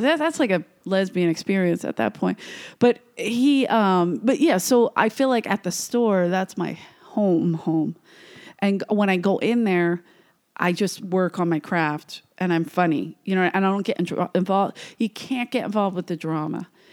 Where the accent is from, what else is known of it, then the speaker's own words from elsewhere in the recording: Philadelphia, Pennsylvania, United States; moved away as an adult; I came from Philly, South Philly